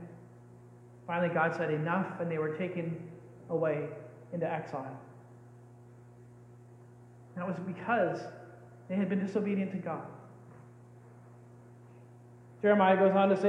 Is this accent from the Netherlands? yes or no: no; Canada; We're Canadians.